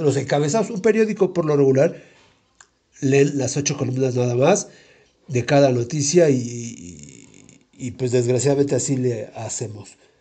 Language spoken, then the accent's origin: Spanish; Mexico City, Mexico; yo vivía ahí, pero en la colonia de Santo Tomás, pero muy pegada a la colonia Popotla. Y no sé si viste ahí enfrentito del árbol de la noche triste y la primaria ahí estuve yo